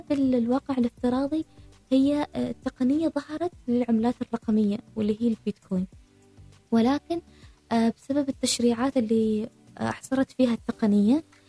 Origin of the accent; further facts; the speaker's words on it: Oman; من مثلا بلدي عمان